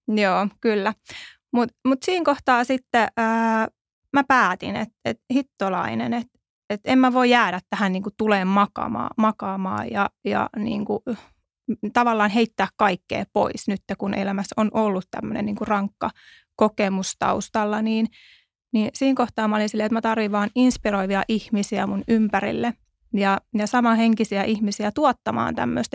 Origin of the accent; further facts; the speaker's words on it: Tervakoski, Kanta-Häme, Finland; now in Helsinki, Finland; mä oon Tervakoskelta siis lähtöisin